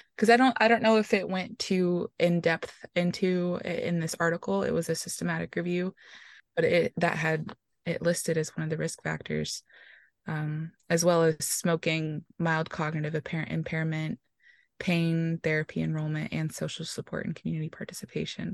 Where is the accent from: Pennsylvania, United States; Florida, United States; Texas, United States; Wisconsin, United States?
Texas, United States; Houston; I am originally from Houston, Texas